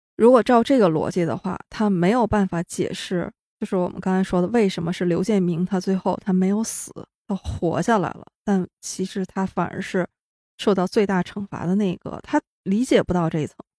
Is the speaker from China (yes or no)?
yes; China; 我作为一个中国大陆的观众